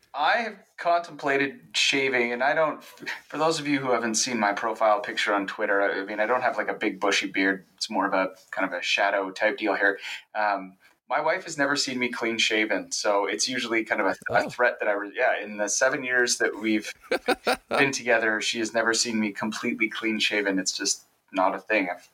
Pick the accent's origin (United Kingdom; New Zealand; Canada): Canada; Victoria, British Columbia; where I grew up, I'm, I'm from Victoria, BC